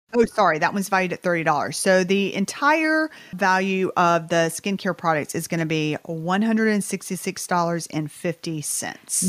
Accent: Southern United States, United States; accent: Southern; this is my Southern accent

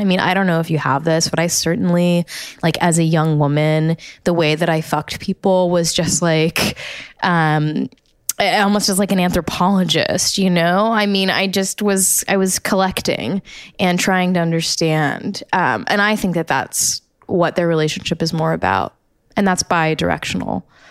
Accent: United States; as an American educated, um, pretty badly, but, uh, like the American public school system

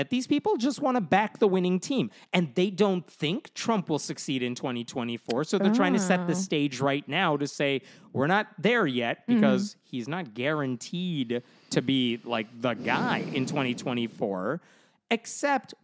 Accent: United States

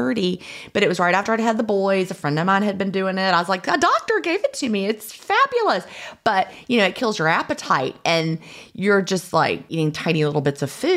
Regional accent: Lynchburg, Virginia, United States; also born or lived in Augusta / Bedford County, Virginia; I grew up there

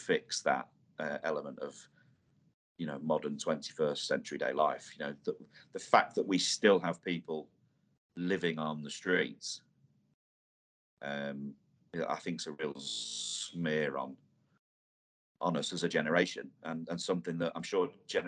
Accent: Irthlingborough, East Midlands, United Kingdom; moved away as an adult; the village I grew up in Earthlinborough in Northamptonshire, that's where I grew up my first sort of 20 years of my life in the Midlands there.

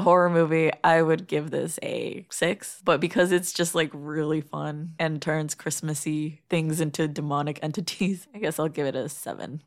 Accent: Midwest, United States; As a Midwesterner

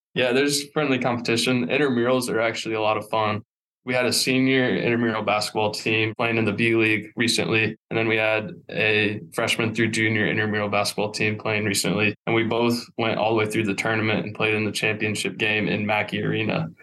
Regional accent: Warsaw, Indiana, United States; born and raised in Warsaw

